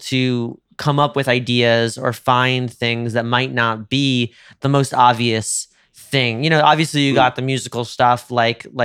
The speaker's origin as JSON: {"language": "English", "town": "Rome", "region": "Lazio", "country": "Italy", "said": "You know, as a as a Roman, same as a New Yorker, absolutely. It's our birthright."}